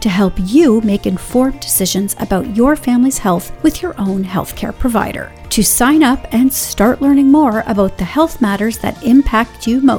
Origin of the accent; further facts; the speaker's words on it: Ottawa, Ontario, Canada; I'll be staycationing in my hometown of Ottawa.